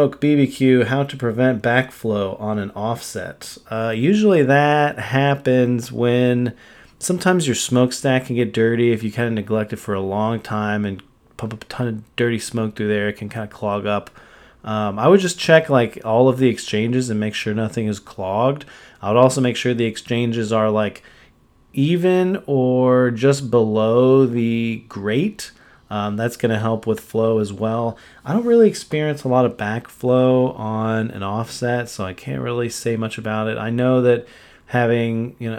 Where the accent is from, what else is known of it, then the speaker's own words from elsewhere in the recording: Texas, United States; as a Texan